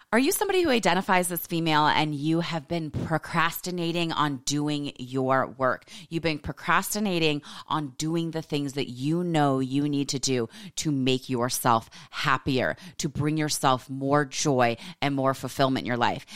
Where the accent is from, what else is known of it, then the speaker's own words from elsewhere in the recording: United States; we are raised in this American society